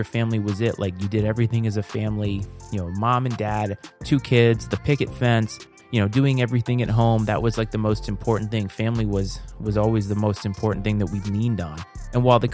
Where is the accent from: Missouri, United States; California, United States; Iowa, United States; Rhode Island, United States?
Rhode Island, United States; moved away as an adult; now in Virginia, United States; I'm a transplant, so I'm not originally from the area that I live. I am from Rhode Island. I live in Virginia.